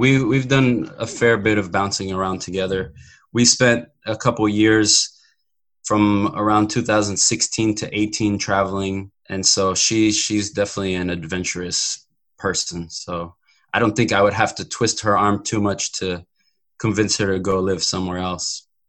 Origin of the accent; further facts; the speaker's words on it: Maryland, United States; I was in the East Coast in the Washington, D.C. area, Maryland. Yeah, my family, my parents are still there.